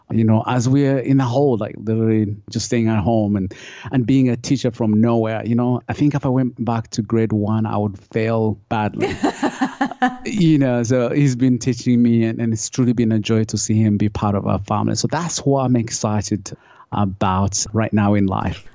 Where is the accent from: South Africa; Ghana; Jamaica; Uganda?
Uganda; moved away; I grew up, I grew up in Uganda.